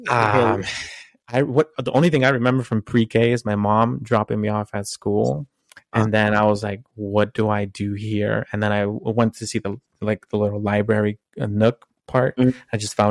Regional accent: Utah, United States; also born or lived in California / Texas; One of the moves that I did from elementary was I moved state lines. I moved from California to Utah.

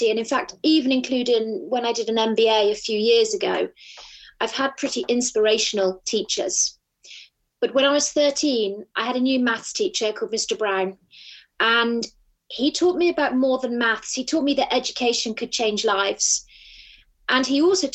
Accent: Bath, South West England, United Kingdom; moved away as an adult; I was born in Bath, which is a small town in the southwest of England. I lived in Bath until I was 24

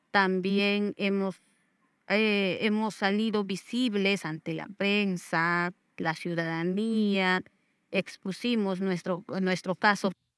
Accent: Ayacucho, Peru; moved away as an adult; now in Ica, Peru; soy natural de Ayacucho

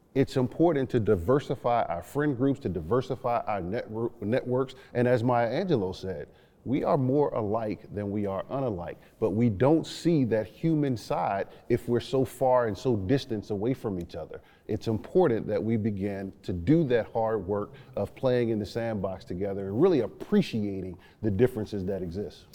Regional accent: New Orleans, Louisiana, United States; growing up in New Orleans, Louisiana

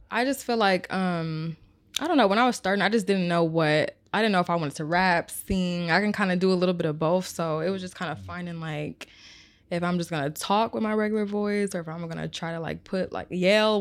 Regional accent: Omaha, Nebraska, United States; I am from Omaha, Nebraska.

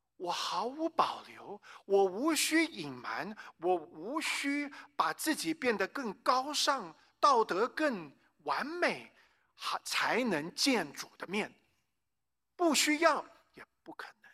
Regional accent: Taiwan; moved away; also born or lived in United States / North Carolina; 我呢，是生在美国，但是在台湾长大的这个华人

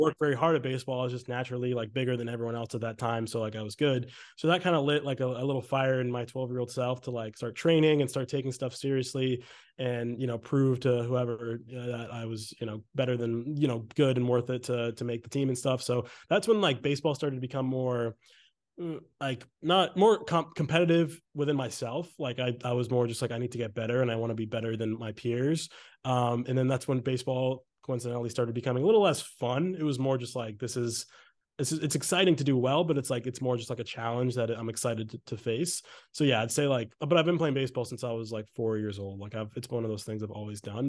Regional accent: Exeter, New Hampshire, United States; moved away as an adult; also born or lived in Maine; now in Los Angeles, United States; I'm from Exeter, New Hampshire. I went to Exeter High School

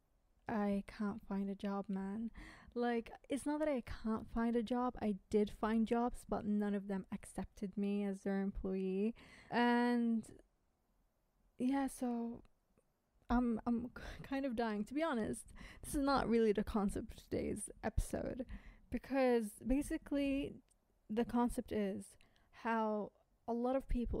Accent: United States; accent: American; now in United Kingdom; I know my accent is American, but I live in the UK.

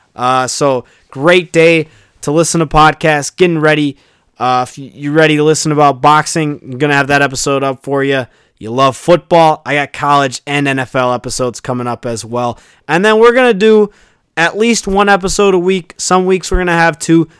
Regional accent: Chicago, Illinois, United States; my hometown team, the Chicago Bulls

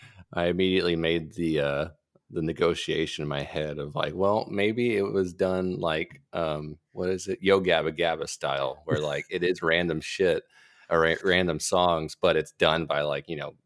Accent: Texas, United States; You know, but if you ask, I'll tell you I'm from Texas, not America.

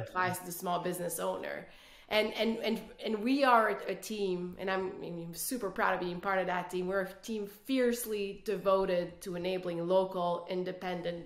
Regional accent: Quebec City, Quebec, Canada; first language French; English is a second language; I'm originally from Canada, the French part of Canada, Quebec City

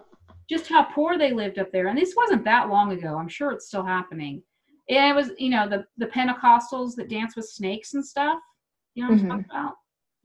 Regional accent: Wichita, Kansas, United States; moved away as an adult; now in Denver, United States; I come from Wichita.

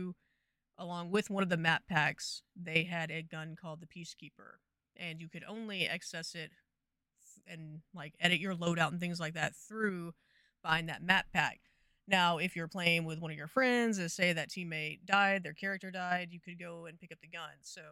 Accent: Texas, United States; I'm from Texas.

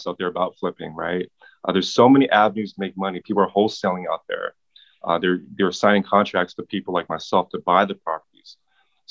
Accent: Pasadena, California, United States; I grew up, if you're familiar with Pasadena, I grew up in Community Arms Projects

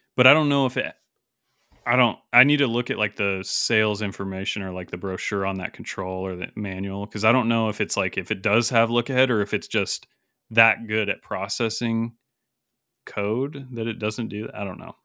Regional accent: Salmon, Idaho, United States; near Salmon, where I grew up in Idaho

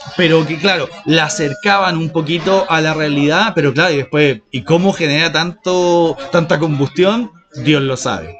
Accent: Chile; accent: Chilean; first language Spanish; somos chilenos

